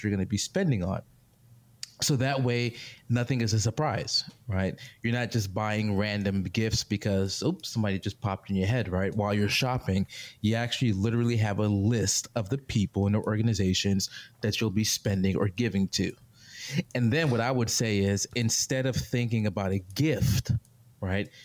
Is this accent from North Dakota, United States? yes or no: no; New York, United States; moved away; I'm from New York